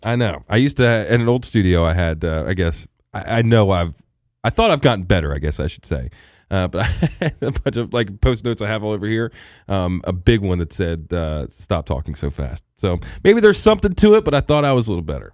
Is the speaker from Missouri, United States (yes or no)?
no; Hagerstown, Maryland, United States; now in Eastern Panhandle, West Virginia, United States; I'm from, not necessarily the Panhandle, but from Hagerstown